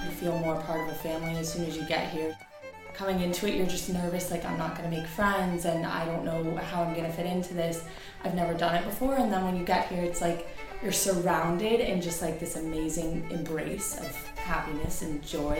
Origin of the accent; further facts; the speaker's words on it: Miami, Florida, United States; I'm from Miami, Florida.